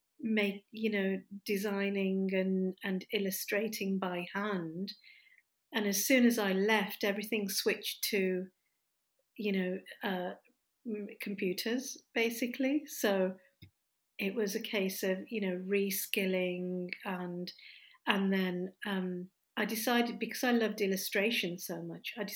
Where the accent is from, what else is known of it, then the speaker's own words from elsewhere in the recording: Stourbridge, West Midlands, United Kingdom; now in Derby, United Kingdom; I was born in the West Midlands in a town called Stourbridge